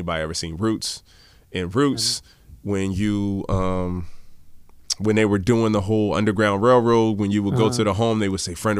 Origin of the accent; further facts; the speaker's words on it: Baltimore, Maryland, United States; also born or lived in Hawaii; now in San Diego, United States; I'm originally from Maryland, Baltimore.